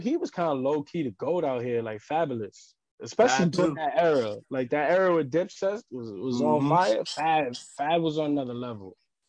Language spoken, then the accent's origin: English; New York City, New York, United States; I grew up in Harlem. Like, I grew up on 125th and Broadway. Like, that's, I grew up in the thick of Harlem. I live in Spanish Harlem.